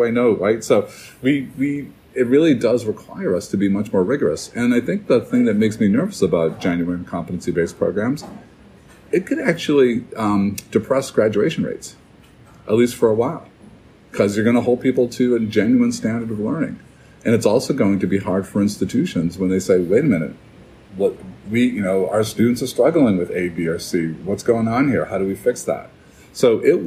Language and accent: English; New Hampshire, United States; here in my home state of New Hampshire